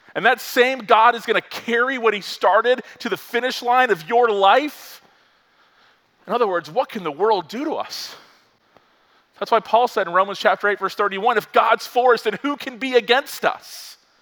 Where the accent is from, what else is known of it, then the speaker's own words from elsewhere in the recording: Florida, United States; also born or lived in Virginia; I grew up in Florida, lifelong Floridian, went to college in Virginia.